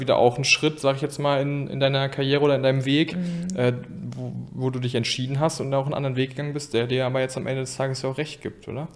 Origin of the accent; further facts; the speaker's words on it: Geldern, North Rhine-Westphalia, Germany; ich komme ja aus Geldern